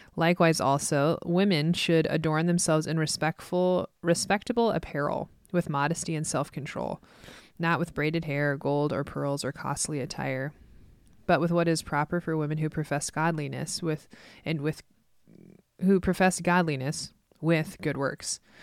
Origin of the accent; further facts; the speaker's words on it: Midwest, United States; growing up in the Midwest